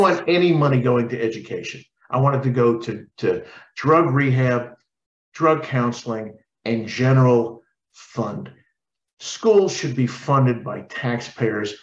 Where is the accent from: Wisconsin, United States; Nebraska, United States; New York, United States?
New York, United States; I grew up in New York.